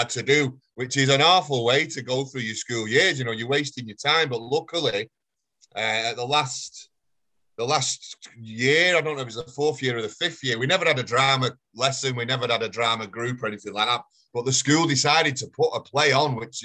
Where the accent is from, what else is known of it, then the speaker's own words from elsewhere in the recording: Failsworth, North West England, United Kingdom; also born or lived in Oldham; I grew up in Failsworth.